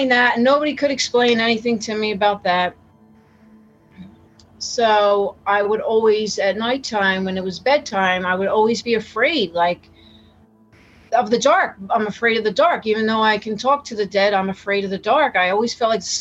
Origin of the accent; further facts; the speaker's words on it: Tabernacle, New Jersey, United States; I grew up in Tabernacle, you know, in New Jersey, Tabernacle, New Jersey